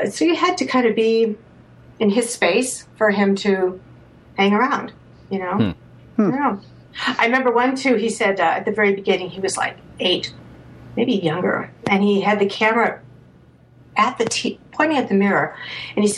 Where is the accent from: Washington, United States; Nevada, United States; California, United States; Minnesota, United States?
Minnesota, United States; Hopkins; I grew up in Hopkins, Minnesota.